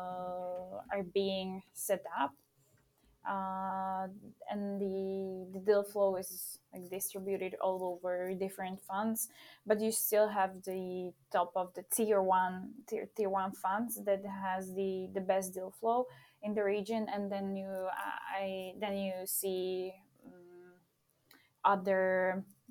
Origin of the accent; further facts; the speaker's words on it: Slovakia; moved away as an adult; now in Czech Republic; I'm from Slovakia